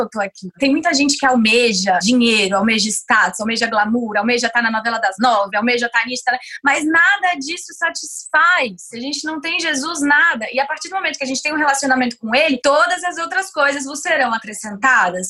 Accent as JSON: {"language": "Portuguese", "town": "Brasília", "region": "Federal District", "country": "Brazil", "also_born_or_lived": "Tokyo", "moved": "as an adult", "lives_now": "São Paulo, Brazil", "said": "Com dezenove anos eu comecei a ser modelo e eu saí sozinha de Brasília pra vir pra São Paulo, comecei a morar aqui sozinha"}